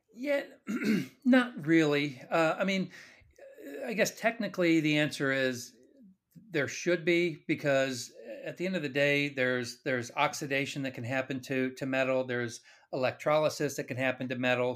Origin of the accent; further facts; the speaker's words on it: Kansas City, United States; also born or lived in Phoenix, Arizona; I was born and raised in Kansas City